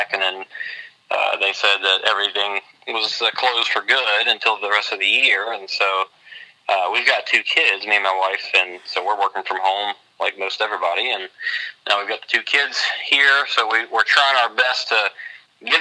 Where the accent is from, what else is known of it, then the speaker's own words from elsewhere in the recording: near New Orleans, Louisiana, United States; now in Texas, United States; I'm from Louisiana, down near New Orleans